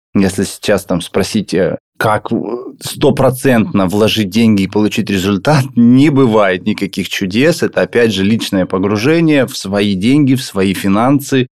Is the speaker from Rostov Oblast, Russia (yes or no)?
yes; Volgodonsk, Rostov Oblast, Russia; я родился в городе Волгодонске